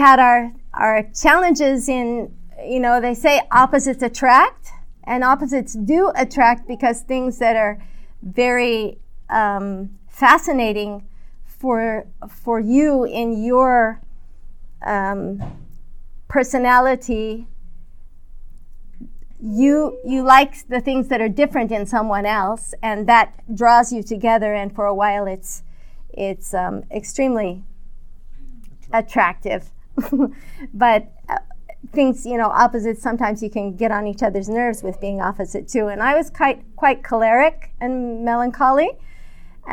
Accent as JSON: {"language": "English", "region": "California", "country": "United States", "tie": "born or raised there", "said": "I grew up in America, in California"}